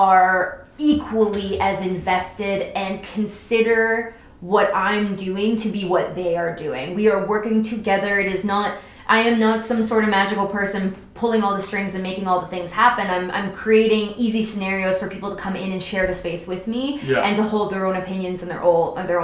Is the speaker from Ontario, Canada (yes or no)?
yes; Toronto, Ontario, Canada; now in Kelowna, Canada; my hometown and Toronto and stuff like that, there's endless diversity.